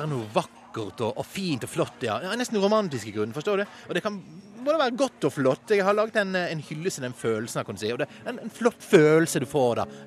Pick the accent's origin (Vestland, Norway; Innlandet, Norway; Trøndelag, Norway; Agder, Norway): Vestland, Norway; Bergen; Jeg er 24 år, jeg er fra Bergen og er halvt norsk og halvt eh, marokkansk.